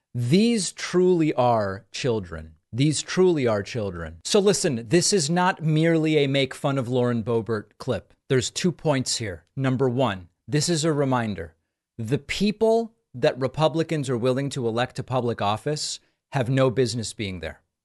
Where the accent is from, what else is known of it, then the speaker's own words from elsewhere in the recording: New England, United States; I grew up in New England